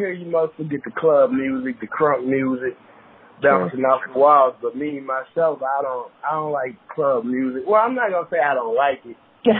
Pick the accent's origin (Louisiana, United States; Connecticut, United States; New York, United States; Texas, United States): Louisiana, United States; Hammond; Yeah, born and raised Hammond, Louisiana.